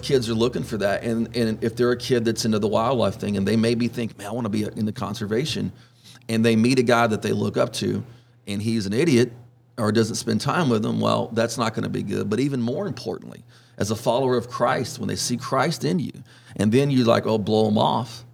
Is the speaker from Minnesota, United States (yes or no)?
no; Orange, Texas, United States; I was born in Orange, and um, grew up fishing and hunting with my dad